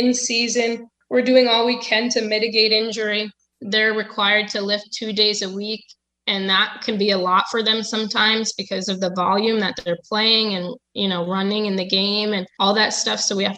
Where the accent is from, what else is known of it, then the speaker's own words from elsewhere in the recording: Connecticut, United States; No, it wasn't. I'm from Connecticut.